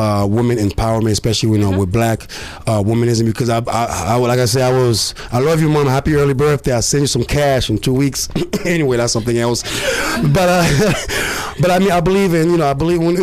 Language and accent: English; Côte d’Ivoire; now in Phoenix, United States; I came from Cote d'Ivoire